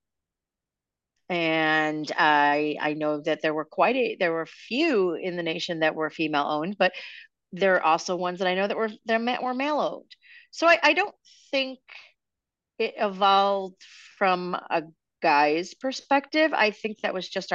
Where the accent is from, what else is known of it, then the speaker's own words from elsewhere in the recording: Chicago, Illinois, United States; Chicago's always been my kind of town. It's my hometown